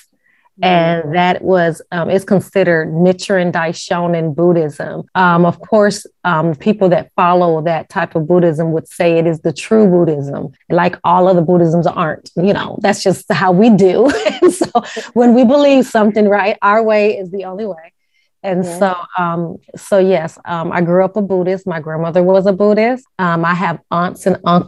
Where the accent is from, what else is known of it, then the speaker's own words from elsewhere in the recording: Las Vegas, Nevada, United States; now in Ohio, United States; I'm actually from Las Vegas, Nevada.